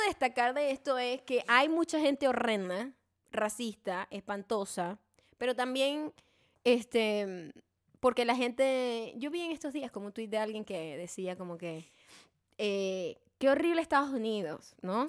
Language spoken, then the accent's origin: Spanish; Venezuela; also born or lived in Los Angeles, United States; now in United States; Y yo, bueno, de Venezuela